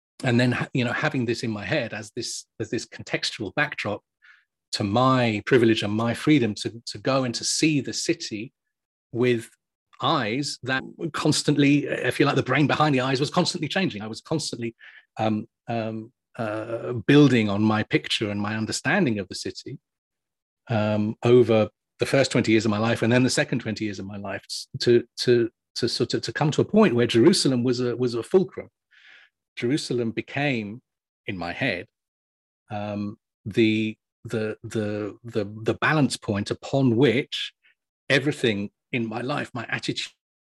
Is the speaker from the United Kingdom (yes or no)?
yes; England, United Kingdom; we're English